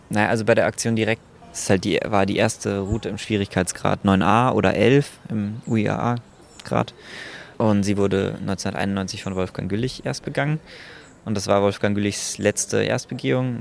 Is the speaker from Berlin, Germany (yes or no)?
yes; Berlin, Germany; ich als Berliner